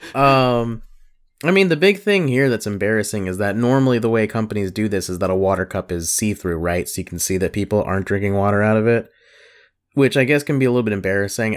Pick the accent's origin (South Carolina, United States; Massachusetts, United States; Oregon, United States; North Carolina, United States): South Carolina, United States; I'm from South Carolina